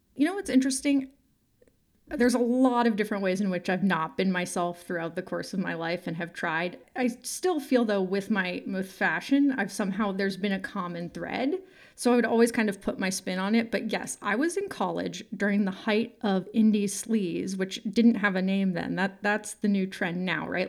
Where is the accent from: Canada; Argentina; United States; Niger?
United States; San Francisco, California; I'm from San Francisco and sort of grew up there in the nineties and the early aughts